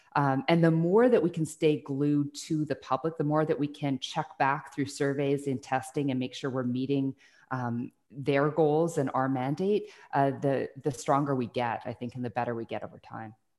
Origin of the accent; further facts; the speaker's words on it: Burnaby, British Columbia, Canada; also born or lived in Salt Spring Island, British Columbia; I grew up in Burnaby for, uh, most of my younger childhood, and then we moved to Salt Spring Island, where my parents had a small hobby farm.